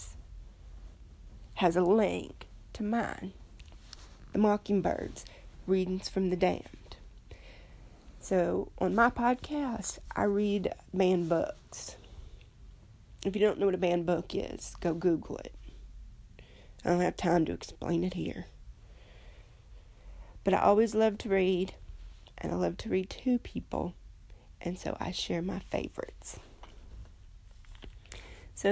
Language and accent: English; United States; I'm an American